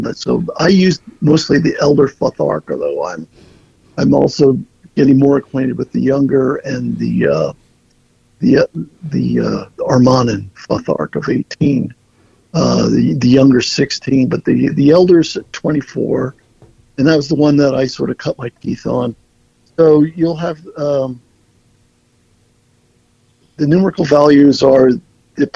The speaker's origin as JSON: {"language": "English", "area": "Berks County", "region": "Pennsylvania", "country": "United States", "tie": "born or raised there", "also_born_or_lived": "New York City / Philadelphia", "moved": "as an adult", "said": "I was raised in Berks County"}